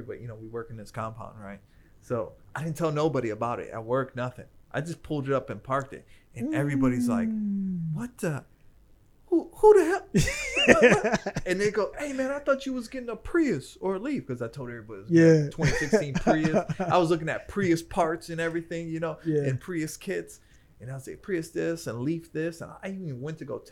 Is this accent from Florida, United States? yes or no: no; Cleveland, Ohio, United States; moved away; where I grew up at in Cleveland